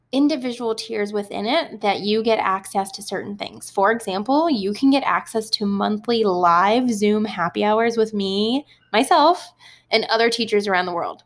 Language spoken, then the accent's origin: English; Ohio, United States; growing up in Ohio for a bit